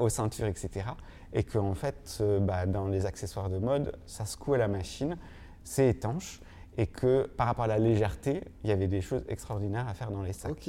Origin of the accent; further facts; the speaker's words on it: Normandy, France; je suis né en Normandie